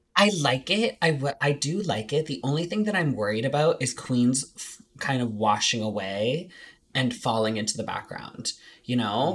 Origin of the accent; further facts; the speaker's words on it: Canada; we are just Canadian